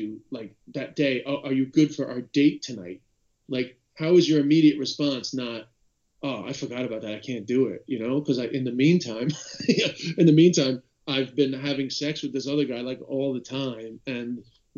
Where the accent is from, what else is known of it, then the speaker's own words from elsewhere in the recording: United States; me being American